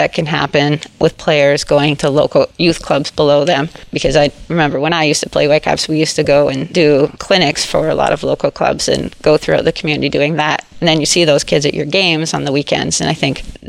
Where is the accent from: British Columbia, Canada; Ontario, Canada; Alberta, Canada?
British Columbia, Canada; North Vancouver; also born or lived in Zimbabwe / Chicago; I moved to North Vancouver when I was 3